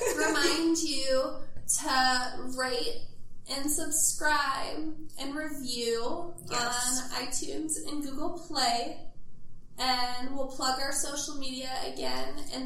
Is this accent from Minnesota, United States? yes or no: yes; Forest Lake, Minnesota, United States; my hometown, Forest Lake, Minnesota.